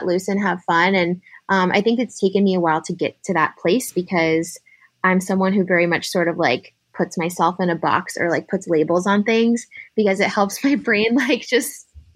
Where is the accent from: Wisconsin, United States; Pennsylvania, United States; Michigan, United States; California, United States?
California, United States; San Diego; moved away as an adult; also born or lived in San Francisco; now in Philadelphia, United States; I'm actually from San Diego.